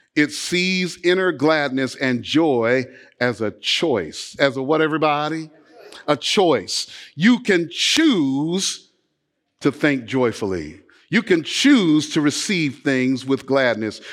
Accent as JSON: {"language": "English", "town": "Los Angeles", "region": "California", "country": "United States", "tie": "born or raised there", "said": "I grew up playing basketball in Los Angeles, California"}